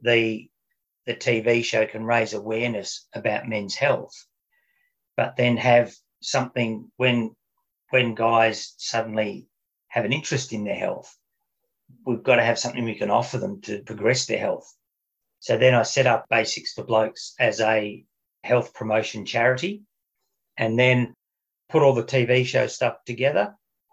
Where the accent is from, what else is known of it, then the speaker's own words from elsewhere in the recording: Melbourne, Victoria, Australia; also born or lived in Surfers Paradise, Queensland; I grew up in Melbourne, but all this happened when I was living up in Queensland.